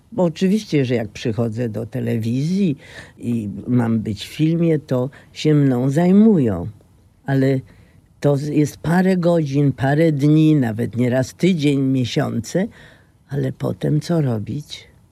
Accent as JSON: {"language": "Polish", "town": "Poznań", "region": "Greater Poland", "country": "Poland", "tie": "born or raised there", "said": "Jestem poznanianką z Jeżyc, a potem z Wildy, a potem dalej"}